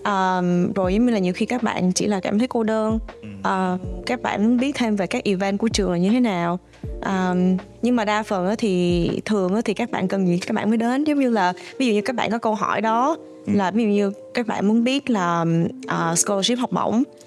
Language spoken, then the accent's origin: Vietnamese; Ho Chi Minh City, Vietnam; now in New Brunswick, Canada; ra ở Sài Gòn thì à, chị sang đây vào năm 2011